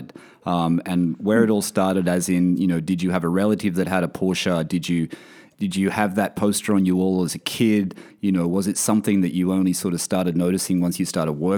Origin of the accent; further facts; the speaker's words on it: Australia; my home country. Everyone, you guys know I'm from Australia